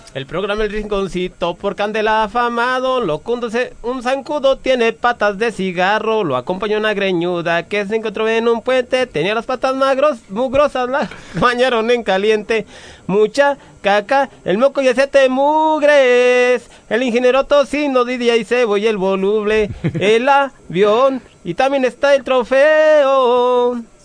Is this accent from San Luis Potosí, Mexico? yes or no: no; Santa ..., Michoacán, Mexico; mi pueblo hermoso Santa Michoacán